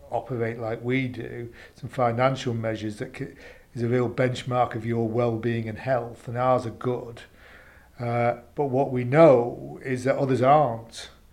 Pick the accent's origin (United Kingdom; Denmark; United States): United Kingdom; we're British